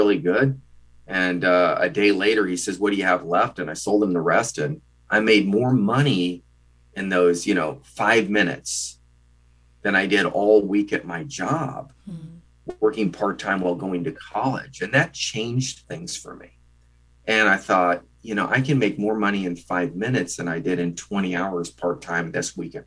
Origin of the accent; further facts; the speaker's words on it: Midwest, United States; a Midwestern boy from a small town of, you know, 13,125